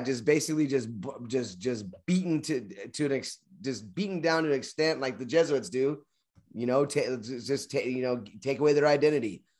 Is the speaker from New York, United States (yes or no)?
no; Kentucky, United States; I'm from Kentucky